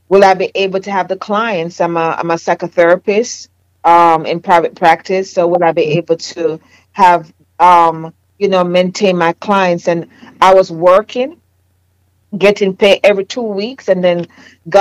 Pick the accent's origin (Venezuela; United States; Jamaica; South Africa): Jamaica; accent: Jamaican; moved away; my Jamaican accent